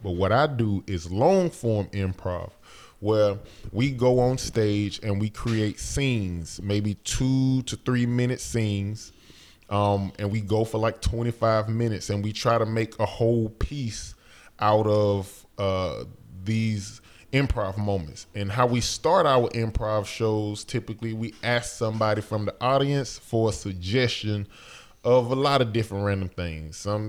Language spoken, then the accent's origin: English; the South, United States; I hate when I tell people I'm from the South and they be like, oh man, I don't know how you grew up over there.